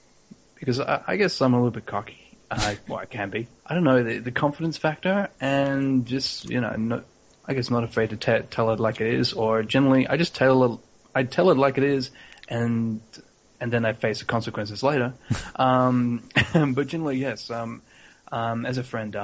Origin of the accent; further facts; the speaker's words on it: Melbourne, Victoria, Australia; also born or lived in Hobart, Tasmania; now in Brisbane, Australia; I'm originally from Melbourne, and if we go even further back in time, I was actually born in Tasmania in a little place called Hobart